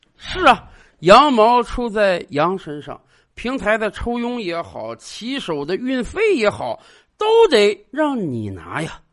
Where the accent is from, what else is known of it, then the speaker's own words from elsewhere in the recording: China; 我们中国人